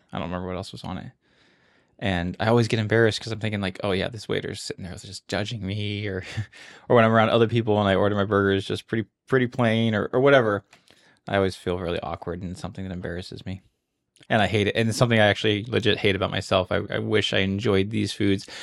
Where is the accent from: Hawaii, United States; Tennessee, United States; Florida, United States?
Hawaii, United States; Honolulu; I was born and raised here in Honolulu, Hawaii.